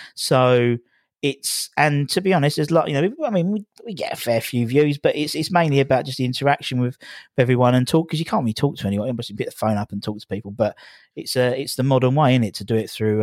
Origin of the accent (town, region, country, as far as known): Loughton, East of England, United Kingdom; born or raised there; moved away as an adult; also born or lived in Epping; now in Hornchurch, United Kingdom